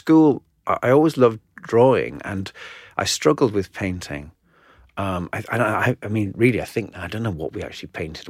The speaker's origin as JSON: {"language": "English", "region": "North East England", "country": "United Kingdom", "tie": "born or raised there", "said": "County Durham, the northeast."}